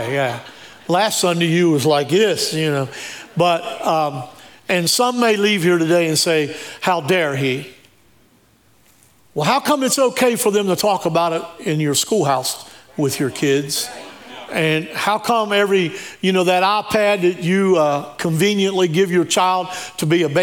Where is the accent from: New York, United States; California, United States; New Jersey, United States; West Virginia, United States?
West Virginia, United States; Shinnston; I was raised on Tea Creek Road. It's right on the other side of Shinston by Big Elm Elementary